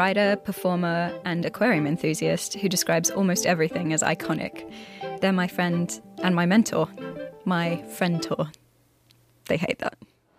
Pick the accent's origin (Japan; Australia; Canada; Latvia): Australia; now in United Kingdom; I moved to the UK from Australia in 2012 with my partner Roman, who you'll hear from later in the series.